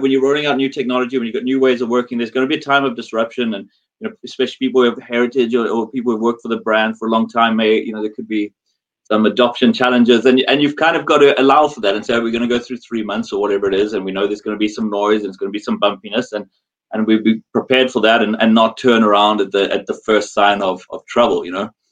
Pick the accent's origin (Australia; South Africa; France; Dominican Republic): South Africa; moved away as an adult; also born or lived in Dubai, United Arab Emirates / Singapore; now in London, United Kingdom; I'm South African born